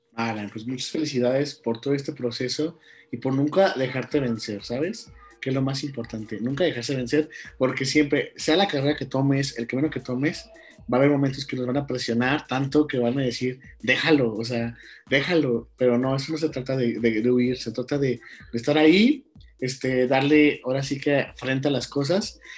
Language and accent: Spanish; Guanajuato, Mexico; mi origen, de mi tierra, que es Guanajuato